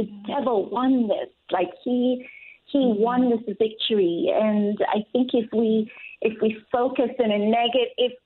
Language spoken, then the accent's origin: English; Jamaica; moved away; when I was growing up in Jamaica